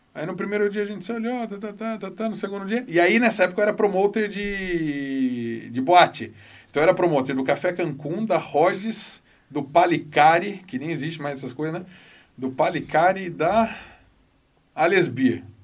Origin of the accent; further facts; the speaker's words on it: Campinas, São Paulo, Brazil; Nasci em Campinas, eu e meu irmão. Nascemos aqui.